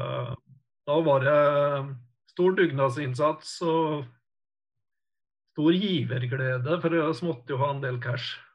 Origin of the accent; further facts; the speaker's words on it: Kvam, Vestland, Norway; also born or lived in Oslo; Jeg er jo født og oppvokst i Kvam